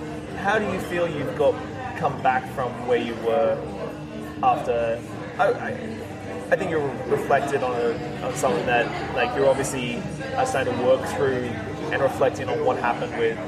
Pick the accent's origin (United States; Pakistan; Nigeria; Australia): Australia; now in Vancouver Island, Canada; I'm this Australian interloper